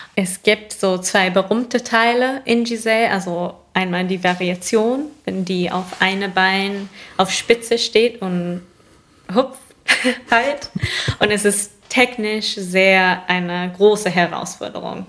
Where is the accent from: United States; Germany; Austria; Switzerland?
United States; New York; moved away; ich komme aus Bundesstaat New York